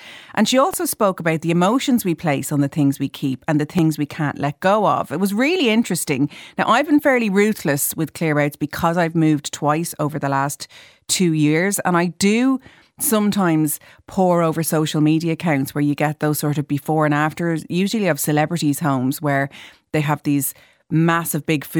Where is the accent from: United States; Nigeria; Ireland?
Ireland; as Irish people, we're so obsessed with talking about the weather.